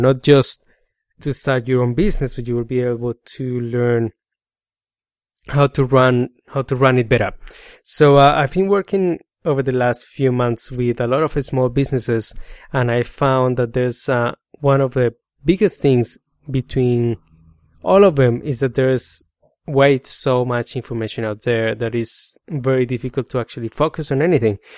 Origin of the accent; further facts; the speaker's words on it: Colombia; accent: Spanish; English is a second language; moved away as an adult; now in Australia; I come from Colombia. I migrated to Australia seven years ago